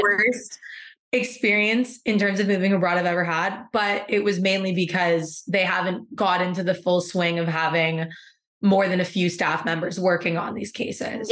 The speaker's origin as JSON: {"language": "English", "country": "Canada", "moved": "as an adult", "lives_now": "Seville, Spain", "said": "I may be Canadian"}